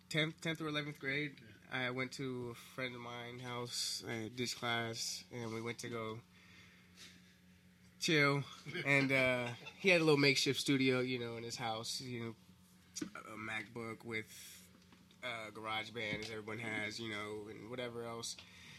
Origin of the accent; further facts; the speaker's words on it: Compton, California, United States; also born or lived in Bellflower; I was born in Bellflower, technically, at the Kaiser, but... those first few years of my life was in Compton, yeah.